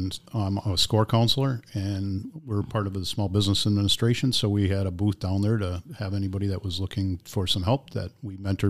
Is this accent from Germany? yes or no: yes; Germany; born there; also born or lived in Texas / Neenah / Oshkosh / Green Bay; I actually was born in Germany, and my dad was in the service.